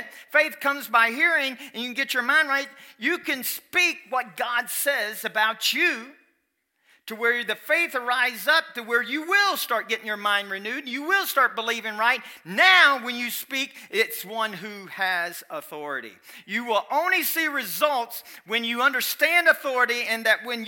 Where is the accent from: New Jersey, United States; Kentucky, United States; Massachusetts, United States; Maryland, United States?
Kentucky, United States; I'm from Kentucky, and my English won't be.